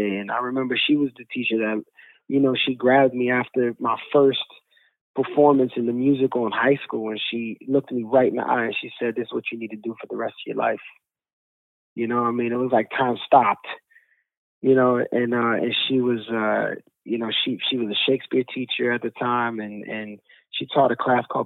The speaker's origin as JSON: {"language": "English", "town": "New York City", "region": "New York", "country": "United States", "tie": "born or raised there", "said": "I grew up in Bushwick."}